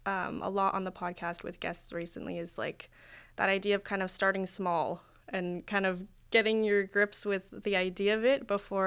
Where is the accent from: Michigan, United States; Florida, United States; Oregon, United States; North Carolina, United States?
Oregon, United States; I feel the same way about where I'm from in Oregon.